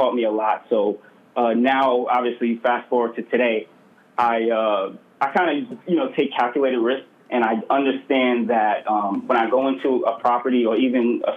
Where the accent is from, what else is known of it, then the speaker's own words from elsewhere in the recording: New York City, New York, United States; I was born and raised in Brooklyn, New York.